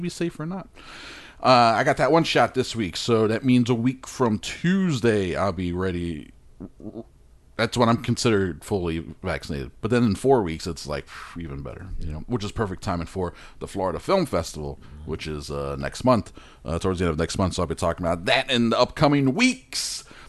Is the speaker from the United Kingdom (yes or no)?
no; Australia; I'm Australian. I didn't make this mistake.